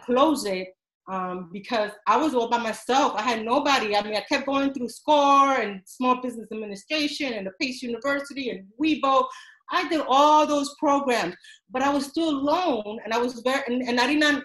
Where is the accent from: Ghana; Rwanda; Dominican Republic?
Dominican Republic; English is a second language; now in New York City, United States; I am an immigrant from the Dominican Republic, and um, I come from a huge family. And I was the first person to learn English